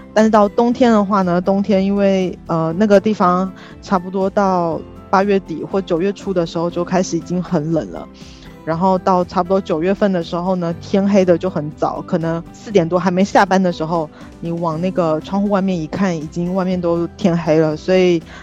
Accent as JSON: {"language": "Chinese", "town": "Taoyuan", "country": "Taiwan", "tie": "born or raised there", "also_born_or_lived": "Slovakia", "moved": "as an adult", "said": "我是在桃园长大的嘛，然后桃园也算是一个城市"}